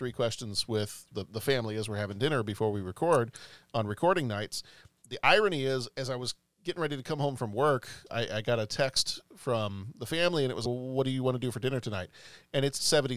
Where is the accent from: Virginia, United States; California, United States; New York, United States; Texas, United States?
Texas, United States; Growing up in Texas